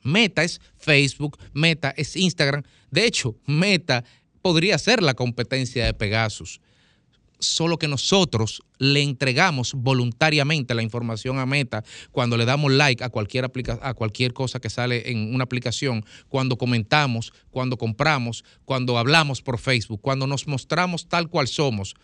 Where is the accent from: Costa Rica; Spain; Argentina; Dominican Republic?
Dominican Republic; Nosotros los dominicanos vivimos en una sociedad caracterizada por un respeto estructural a los derechos humanos